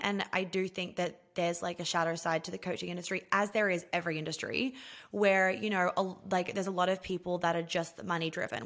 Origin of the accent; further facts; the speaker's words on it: New York City, New York, United States; moved away as an adult; I grew up in New York City